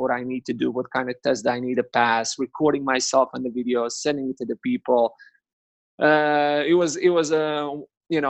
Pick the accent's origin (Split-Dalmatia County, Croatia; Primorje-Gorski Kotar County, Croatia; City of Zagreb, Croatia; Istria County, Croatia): Split-Dalmatia County, Croatia; Kaštela; I'm from Kaštela.